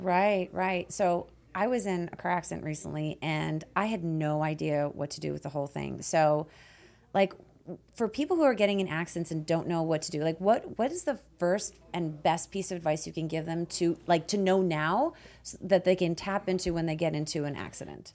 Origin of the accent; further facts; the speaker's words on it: Canada; now in United States; I'm from Canada